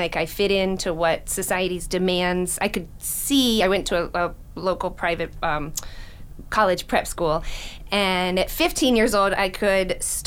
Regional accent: Palm Beach County, Florida, United States; I grew up here in Palm Beach County

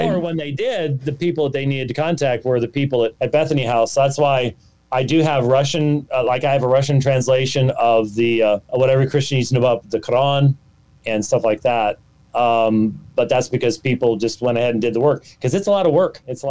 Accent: Scotland, United Kingdom; This is a Scottish claymore. I'm Scottish.

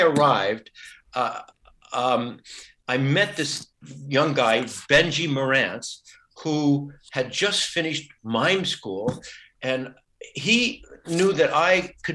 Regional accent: United States; now in Germany; I am American. I just happen to be in Germany now.

